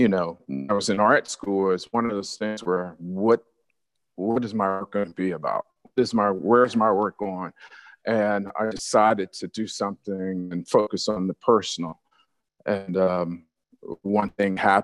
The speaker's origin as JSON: {"language": "English", "town": "Atlanta", "region": "Georgia", "country": "United States", "tie": "born or raised there", "also_born_or_lived": "New Jersey", "said": "I was born in New Jersey. My parents moved to Atlanta in 1972."}